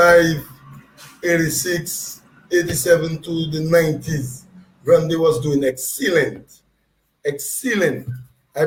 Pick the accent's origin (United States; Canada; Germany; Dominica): Dominica; Grand Bay, Saint Patrick Parish; from Grand Bay, lived in Grand Bay, born in Grand Bay